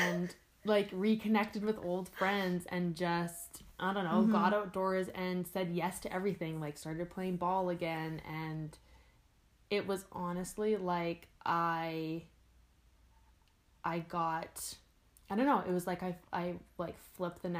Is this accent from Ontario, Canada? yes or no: no; Campbell River, British Columbia, Canada; now in Edmonton, Canada; going back to Campbell River, it'll always be my hometown